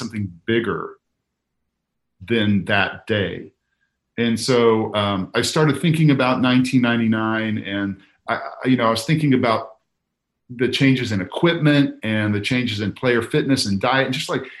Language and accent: English; Kansas City, Missouri, United States; I'm from Missouri. I'm from Kansas City.